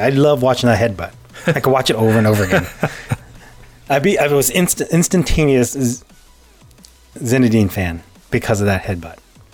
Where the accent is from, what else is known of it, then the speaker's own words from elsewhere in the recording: Canada; I'm Canadian